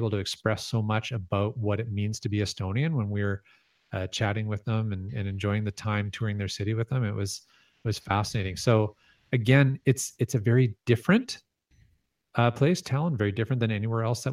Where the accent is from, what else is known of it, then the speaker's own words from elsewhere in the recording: Canada; I'm so Canadian